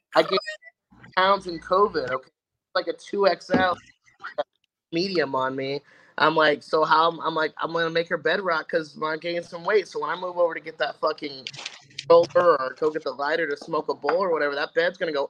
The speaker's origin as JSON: {"language": "English", "town": "Indianapolis", "region": "Indiana", "country": "United States", "moved": "as an adult", "lives_now": "Arizona, United States", "said": "originally from Indianapolis, Indiana, jumped ship and moved all the way out to Arizona"}